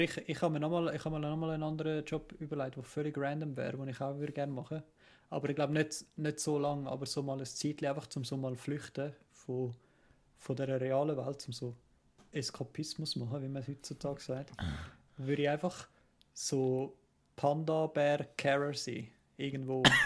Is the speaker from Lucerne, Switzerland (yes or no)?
no; Kloten, Zurich, Switzerland; ich bin halt an, an, in Klot aufgewachsen